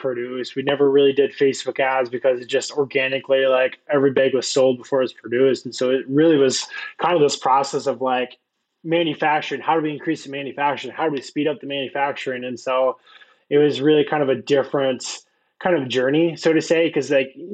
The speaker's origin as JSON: {"language": "English", "region": "Iowa", "country": "United States", "tie": "born or raised there", "said": "had no stoplights, like very small Iowa town. Grew up there"}